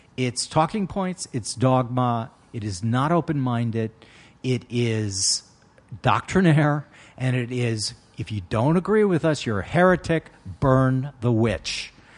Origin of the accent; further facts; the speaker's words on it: United States; When I was born in the United States in 1960